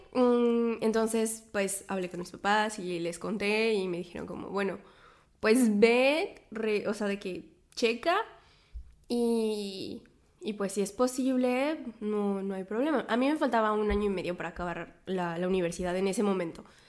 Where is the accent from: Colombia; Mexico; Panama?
Mexico; moved away as an adult; also born or lived in Poitiers, France / south of France; now in Paris, France; soy mexicana, vivo en Francia, en este momento vivo en París